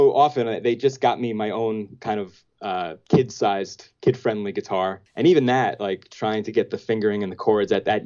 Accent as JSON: {"language": "English", "town": "New York City", "region": "New York", "country": "United States", "tie": "born or raised there", "said": "I grew up in Marine Park, Brooklyn"}